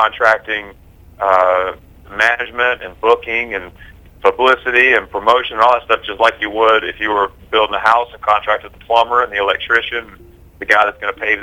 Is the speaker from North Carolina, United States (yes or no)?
yes; Concord, North Carolina, United States; We grew up in Concord, North Carolina, which is a very very blue-collar place